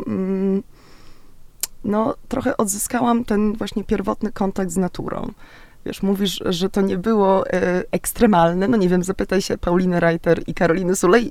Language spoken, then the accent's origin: Polish; Szczecin, West Pomeranian Voivodeship, Poland; ja też jestem morska, ze Szczecina